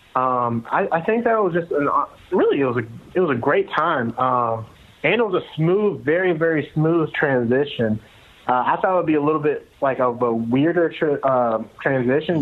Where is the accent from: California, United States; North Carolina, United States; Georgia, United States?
Georgia, United States; outside of Atlanta; I'm from outside of Atlanta